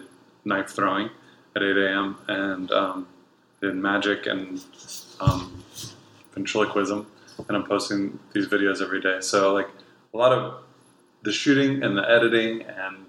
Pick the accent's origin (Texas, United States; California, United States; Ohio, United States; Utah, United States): Ohio, United States; Columbiana; moved away; also born or lived in Nashville, Tennessee / San Francisco; I was from Columbiana, Ohio